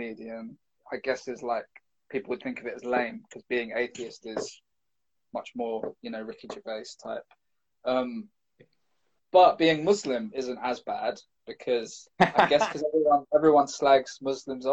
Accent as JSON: {"language": "English", "region": "London", "country": "United Kingdom", "said": "I'm from London, I'm from the city, I'm not used to going to the countryside"}